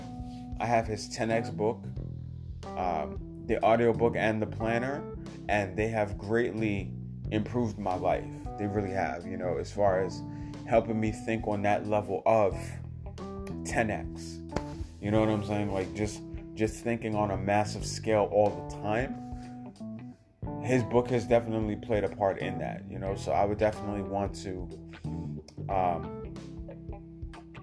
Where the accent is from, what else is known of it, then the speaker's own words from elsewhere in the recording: New York City, New York, United States; just like I'm from Brooklyn.